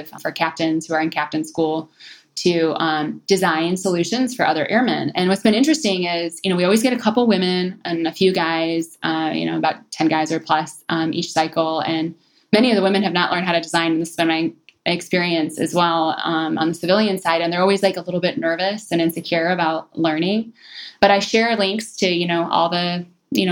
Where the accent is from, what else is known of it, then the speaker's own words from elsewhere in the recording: Detroit, Michigan, United States; moved away; coming from Detroit